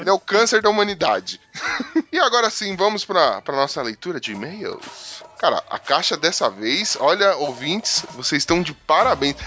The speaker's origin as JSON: {"language": "Portuguese", "region": "São Paulo", "country": "Brazil", "said": "Eu sou da ZL de São Paulo"}